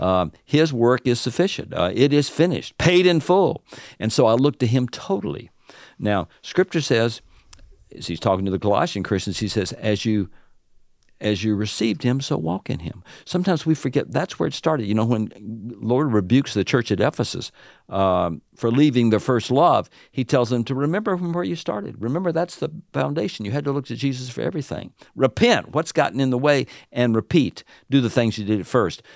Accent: the South, United States; accent: Southern; now in Illinois, United States; my Southern accent

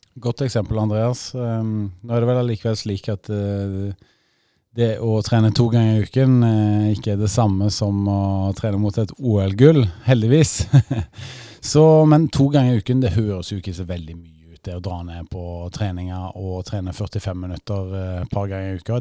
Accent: Rogaland, Norway; moved away; Vi sier jo takk for det gamle der jeg kommer fra, i Rogaland

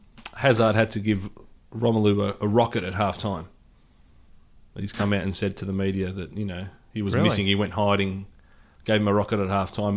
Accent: Australia; Australia. I'm Australian.

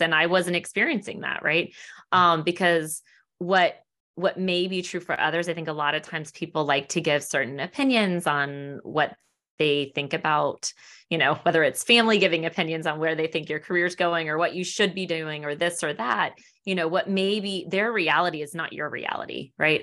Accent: Annapolis, Maryland, United States; also born or lived in Washington, D.C. area; I'm from the Annapolis area originally.

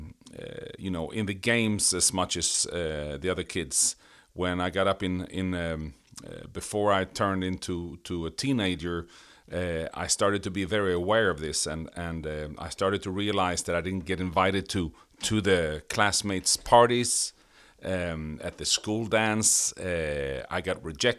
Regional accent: Sweden; English is a second language; My background is I grew up in Sweden.

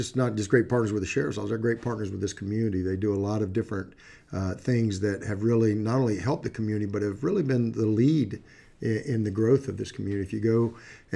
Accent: Green Cove Springs, Florida, United States; also born or lived in Titusville, Florida; I was born and raised in Florida. I was up near a little town called Green Cove Springs up near Jacksonville

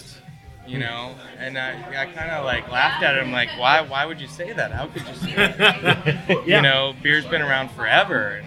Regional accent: Connecticut, United States; I grew up in Connecticut

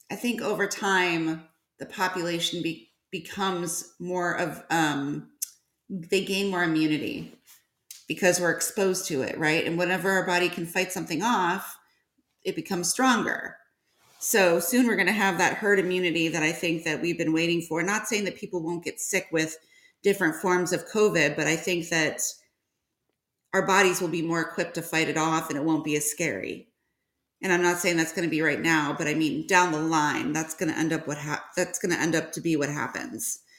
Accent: Georgia, United States; Um, I'm from Georgia.

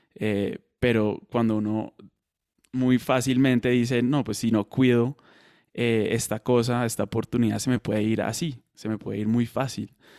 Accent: Colombia; also born or lived in Madrid; now in United States; soy colombiano, vivo en Estados Unidos

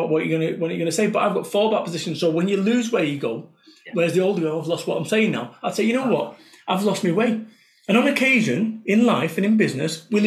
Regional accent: Salford, North West England, United Kingdom; I am from Salford, Manchester

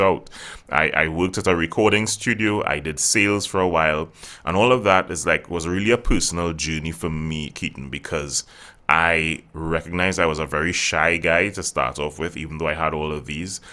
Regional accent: Trinidad & Tobago; I actually born and bred right here in the Caribbean, so it's, it's pretty good. I, I've traveled, but I haven't stayed there. Uh, so yeah, I'm from Trinidad

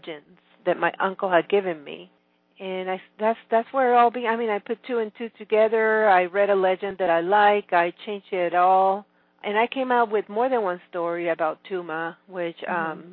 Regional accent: Venezuela; moved away as an adult; now in Austin, United States; I was born and raised in Venezuela, and my parents are immigrants, so I actually became an immigrant again in 1989 when, according to tradition, I came here to the U.S.

